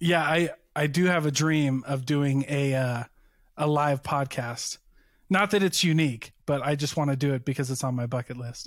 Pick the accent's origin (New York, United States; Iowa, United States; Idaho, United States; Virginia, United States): Iowa, United States; now in Utah, United States; I grew up on the Mississippi River